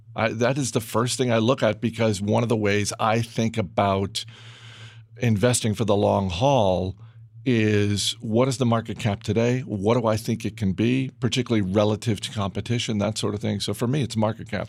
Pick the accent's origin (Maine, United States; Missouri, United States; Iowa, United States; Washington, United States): Maine, United States; in Maine when I was gro-, when I was growing up